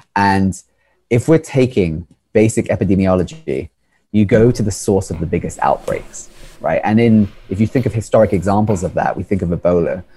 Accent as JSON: {"language": "English", "country": "United Kingdom", "moved": "yes", "lives_now": "United States", "said": "I come from the United Kingdom originally"}